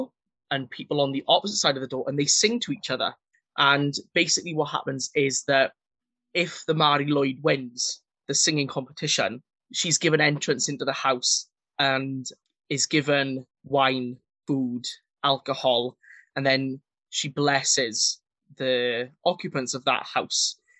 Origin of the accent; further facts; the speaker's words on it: Wales, United Kingdom; as a Welshman